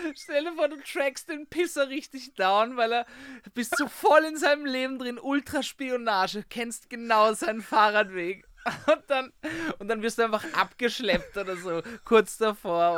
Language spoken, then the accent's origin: German; Vienna, Austria; accent: Viennese; Ich bin wirklich am Naschmarkt aufgewachsen